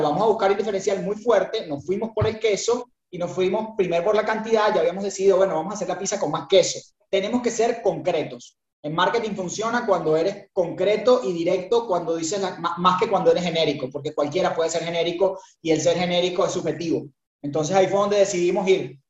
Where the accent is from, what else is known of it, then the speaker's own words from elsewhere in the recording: Venezuela; accent: Venezuelan; moved away as an adult; also born or lived in Buenos Aires, Argentina; now in Uruguay; yo soy venezolano, escucharán mi, tonada, este, de Venezuela